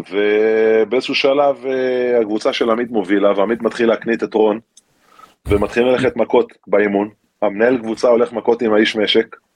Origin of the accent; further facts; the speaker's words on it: Galilee, Israel; אני לא חושב שיש לזה קשר אה, דווקא ל... אתה יודע, לזה שגדלתי בגליל. גדלתי בסביבה מאוד מאוד תחרותית ומאוד ספורטיבית.